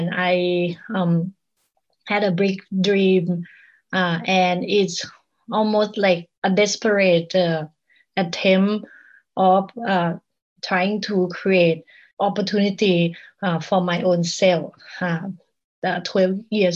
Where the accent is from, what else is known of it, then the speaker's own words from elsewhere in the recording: Bangkok, Thailand; English is a second language; moved away as an adult; now in Portland, United States; I grew up in Bangkok